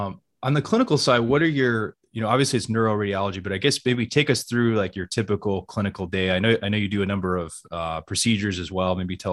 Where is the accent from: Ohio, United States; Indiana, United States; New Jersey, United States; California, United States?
Ohio, United States; Cleveland; Case Western Reserve University in Cleveland, Ohio, my hometown and former alma mater.